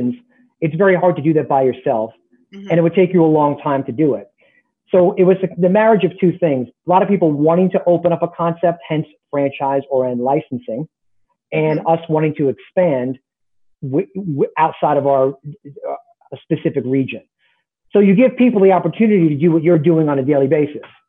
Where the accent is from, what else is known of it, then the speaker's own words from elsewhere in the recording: Long Island, New York, United States; also born or lived in Bronx, New York; I met him the day I moved from the Bronx to Long Island